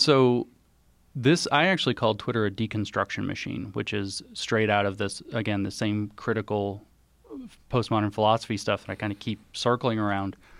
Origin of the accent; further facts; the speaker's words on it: the South, United States; I'm from the South particularly.